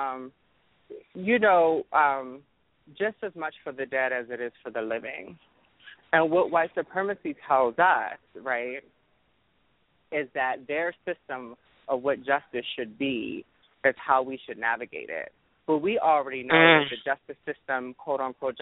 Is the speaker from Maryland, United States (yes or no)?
yes; Baltimore, Maryland, United States; I'm from Baltimore.